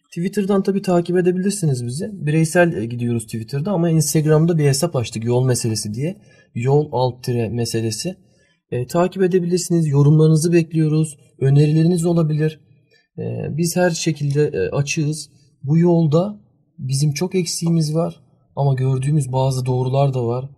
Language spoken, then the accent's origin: Turkish; Germany; now in Turkey; ben Almanya doğumluyum